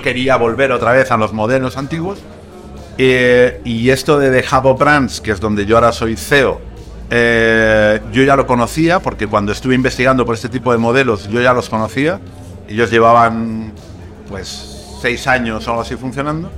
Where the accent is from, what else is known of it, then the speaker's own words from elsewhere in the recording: Madrid, Community of Madrid, Spain; also born or lived in Zaragoza; yo vivo en Madrid desde que era pequeño, aunque no, yo nací en Zaragoza